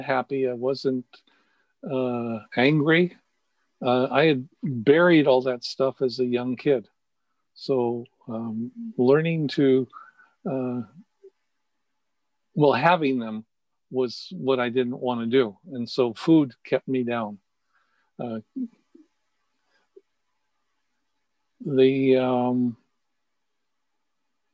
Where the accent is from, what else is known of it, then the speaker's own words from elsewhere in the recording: San Francisco, California, United States; I was raised in San Francisco.